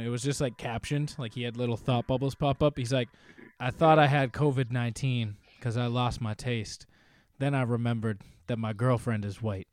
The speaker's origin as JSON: {"language": "English", "region": "New Hampshire", "country": "United States", "said": "I'm from New Hampshire"}